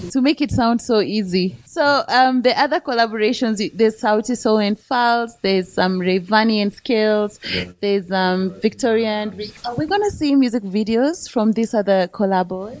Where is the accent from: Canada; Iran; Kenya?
Kenya; I'm from East Africa and Kenya